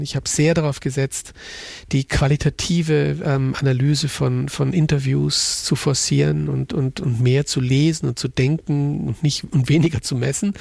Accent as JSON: {"language": "German", "town": "Munich", "region": "Bavaria", "country": "Germany", "moved": "as an adult", "lives_now": "Innsbruck, Austria", "said": "ich bin ja Münchner"}